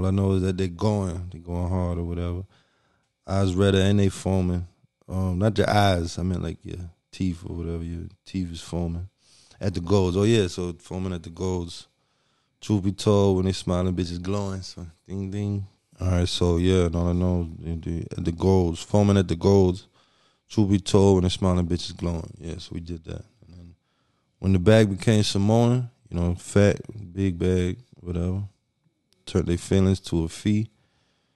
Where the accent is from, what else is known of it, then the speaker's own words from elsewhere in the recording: Miami, Florida, United States; I'm just from Southwest